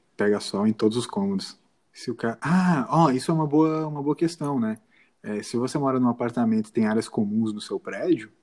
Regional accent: Brazil; a gente é brasileiro

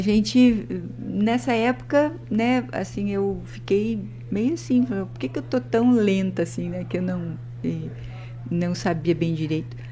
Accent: Maringá, Paraná, Brazil; also born or lived in Curitiba / Amazonas; a gente sou daqui de Maringá

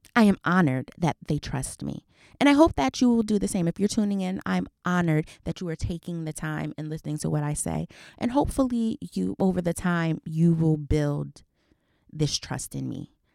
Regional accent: New Jersey, United States; I'm a girl from Jersey.

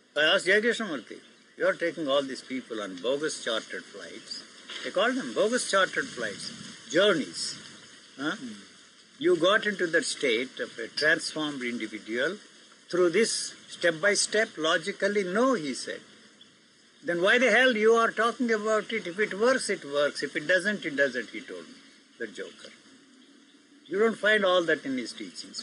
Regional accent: Gudiwada, Andhra Pradesh, India; The place where I grew up in Andhra is called Gudiwada.

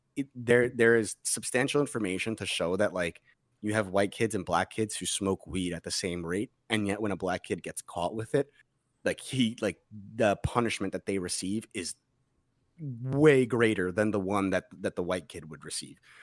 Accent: Massapequa, New York, United States; where I grew up in Massapequa

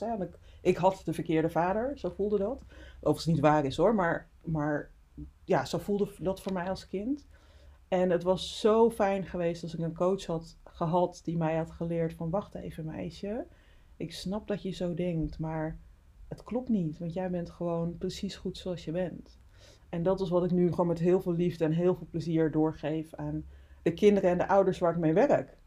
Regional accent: Friesland, Netherlands; also born or lived in Suriname; geboren in Suriname, getogen in Friesland.

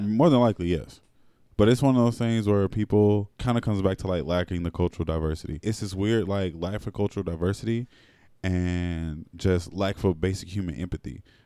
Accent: Alabama, United States; I'm from Alabama

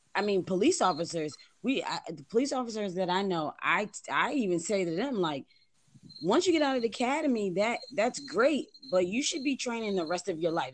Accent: Buffalo, New York, United States; moved away as an adult; I'm actually from Buffalo

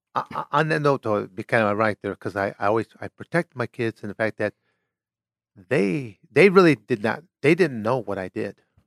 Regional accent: Michigan, United States; moved away as an adult; also born or lived in Arizona; born and raised in Michigan

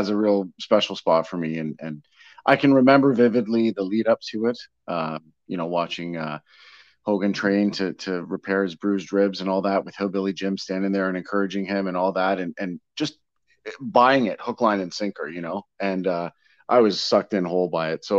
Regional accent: Hamilton, Ontario, Canada; I was born in 76 in Hamilton, Ontario

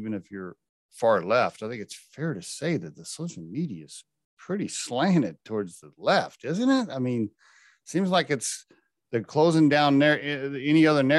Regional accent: Oklahoma, United States; I grew up in Oklahoma

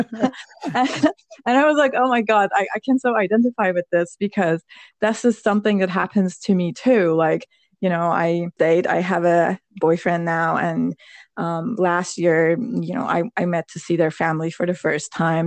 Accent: Iran; moved away as an adult; now in United States; I was born in Iran.

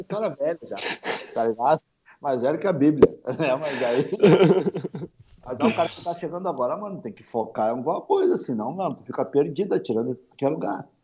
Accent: Rio Grande do Sul, Brazil; tem gente que acha que eu sou de São Paulo, sou do Rio, e acha que eu não sou daqui do Rio Grande do Sul

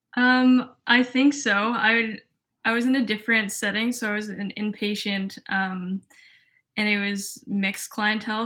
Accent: Toronto, Ontario, Canada; moved away as an adult; now in Montreal, Canada; I'm from Toronto, Ontario.

